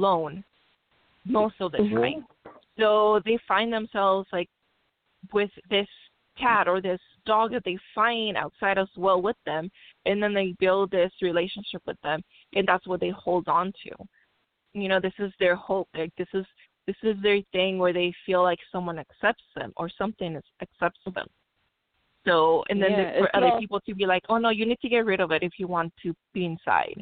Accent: Mexico; now in Long Beach, United States; I grew up in Mexico where this is such a stigma

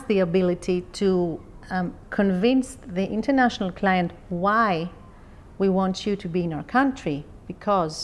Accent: Athens, Attica, Greece; I come from Greece. I was born in Athens

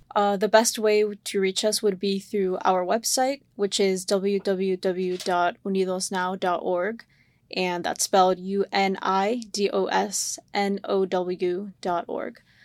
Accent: Sarasota, Florida, United States; I grew up in Sarasota

